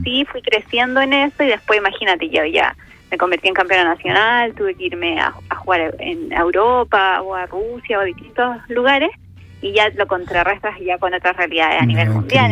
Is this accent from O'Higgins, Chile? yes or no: yes; Rengo, O'Higgins, Chile; yo nací precisamente en Rosario, que es una localidad muy pequeña del distrito, de, en la comuna de Rengo